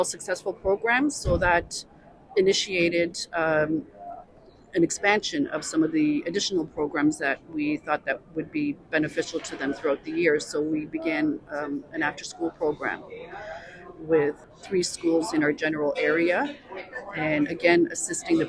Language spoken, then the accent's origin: English; Toronto, Ontario, Canada; I am also of Ukrainian background, although I was born here in Canada.